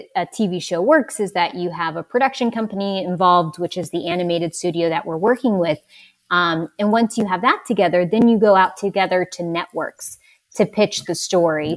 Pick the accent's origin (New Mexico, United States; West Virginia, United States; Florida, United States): West Virginia, United States; I'm from West Virginia